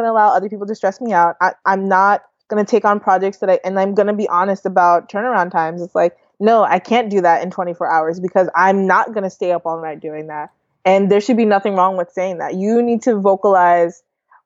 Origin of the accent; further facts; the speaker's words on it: New York, United States; also born or lived in Canada / Delaware / Rhode Island; now in Ohio, United States; I was born in Canada. I grew up in New York, and then I lived in Delaware